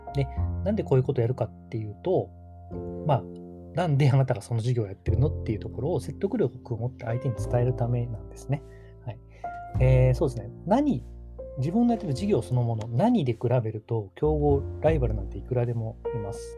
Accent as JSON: {"language": "Japanese", "town": "Takamatsu", "region": "Kagawa", "country": "Japan", "tie": "born or raised there", "also_born_or_lived": "Tokyo", "moved": "as an adult", "said": "僕の地元高松"}